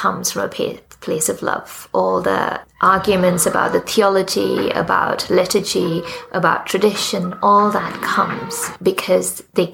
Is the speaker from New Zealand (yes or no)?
no; Sri Lanka; also born or lived in Australia / Pakistan; now in United Kingdom; I was born in Sri Lanka, in the Church of Ceylon.